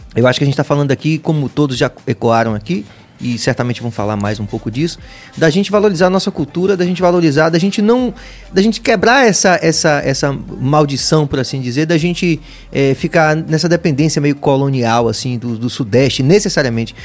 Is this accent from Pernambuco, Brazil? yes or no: no; Bahia, Brazil; nossa identidade e da nossa identificação, nosso povo, nosso sotaque